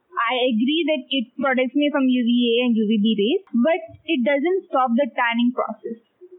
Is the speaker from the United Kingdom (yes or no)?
no; India; I'm from India.